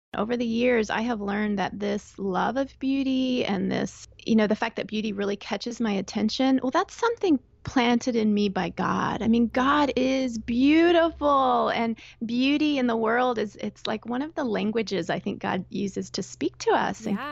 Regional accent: Texas, United States; moved away as an adult; also born or lived in Northern Virginia / Chicago / Northern Florida / southeastern Pennsylvania; now in Pennsylvania, United States; So I grew up in Texas, and that's where I uh, went to college, met and married my husband.

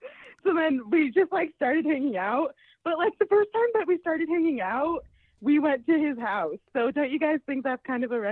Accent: Salt Lake City, Utah, United States; I'm from Salt Lake City, Utah.

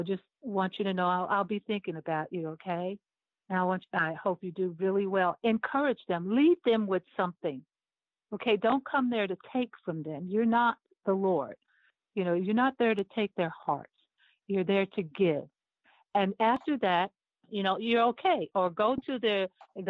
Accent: Cleveland, Ohio, United States; I'm from Cleveland, Ohio. And, you know, that's where I was born and raised

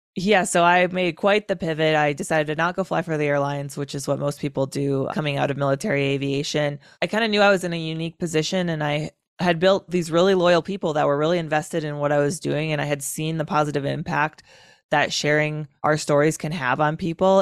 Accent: Wisconsin, United States; Wisconsin, my home state

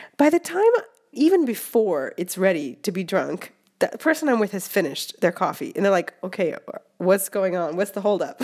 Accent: West Coast, United States; now in Rome, Italy; I'm from the West Coast and I love the West Coast

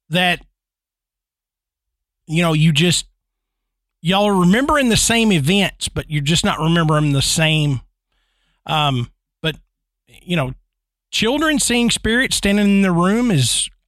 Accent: Ann Arbor, Michigan, United States; moved away; I grew up in the Ann Arbor, Michigan area. Here we are, Michigan again.

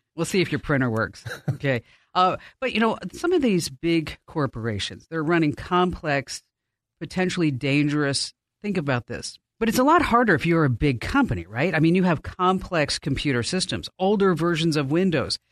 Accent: New Jersey, United States; I'm from New Jersey

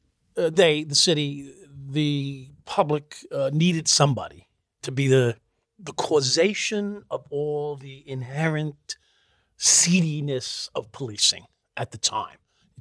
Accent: New York, United States; also born or lived in Brooklyn; Yeah, I was born on Flatlands in like 36th or 38th.

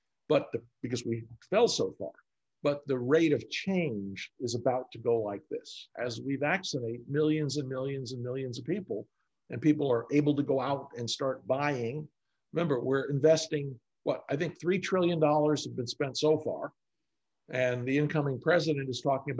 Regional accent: New York, United States; also born or lived in Boston; now in Texas, United States; I'm a New Yorker by birth, and I've lived in Boston and New York in dense cities.

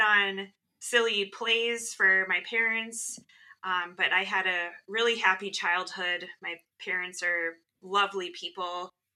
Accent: Midwest, United States; I, am an only child and I grew up in the Midwest

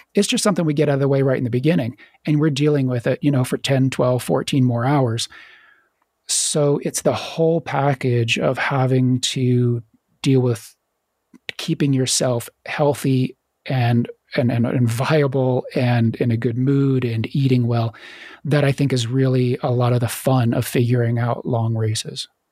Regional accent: Virginia, United States; moved away; also born or lived in Florida / Idaho; I grew up in Virginia

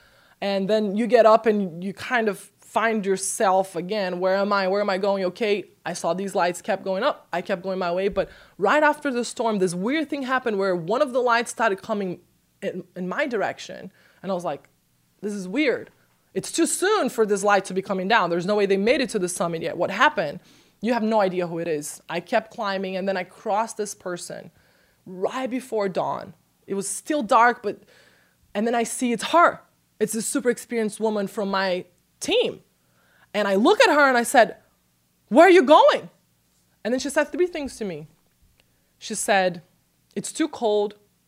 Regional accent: Brazil; I'm from Brazil.

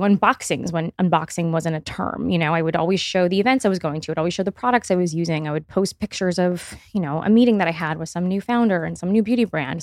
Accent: Miami, Florida, United States; I grew up in Miami

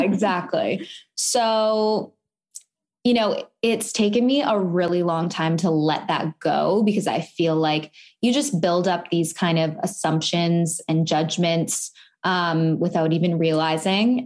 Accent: Vancouver, British Columbia, Canada; moved away as an adult; now in United States; I am from Vancouver, Canada

